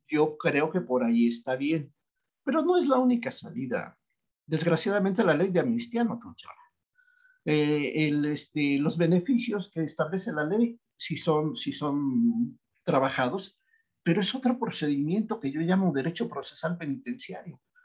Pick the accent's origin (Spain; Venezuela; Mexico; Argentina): Mexico; yo soy mexicano y soy patriota